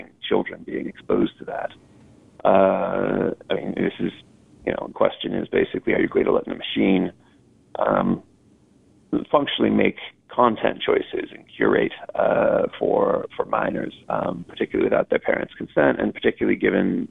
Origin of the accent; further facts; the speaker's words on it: United States; as an American